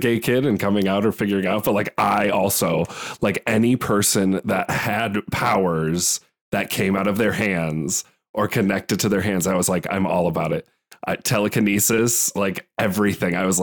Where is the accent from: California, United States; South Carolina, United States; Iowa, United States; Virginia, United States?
Iowa, United States; I'm from Iowa, so I know farmland